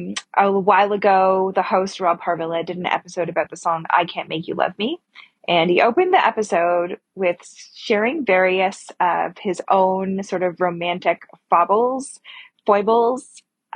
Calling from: Toronto, Ontario, Canada; she, her. I'm calling from Toronto.

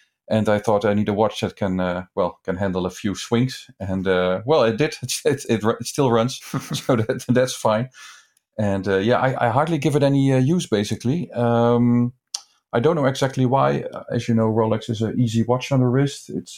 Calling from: The Hague, South Holland, Netherlands; I'm calling in from The Hague in the Netherlands.

